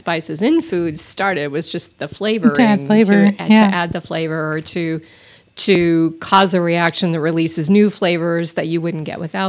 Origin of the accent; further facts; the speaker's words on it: Texas, United States; I'm from Texas